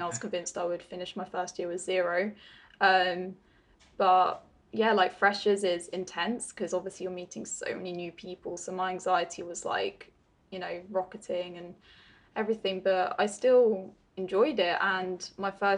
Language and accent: English; Netherlands; also born or lived in Dover, England / Guildford, England; now in United Kingdom; I'm Dutch. I'm from the Netherlands, but I'm living on the southeast coast of England with my family at the moment, near Dover.